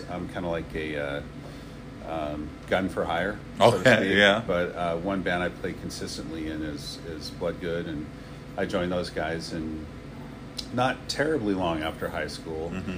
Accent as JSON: {"language": "English", "town": "Gig Harbor", "region": "Washington", "country": "United States", "tie": "born or raised there", "said": "I grew up in Gig Harbor. I went to Gig Harbor High School"}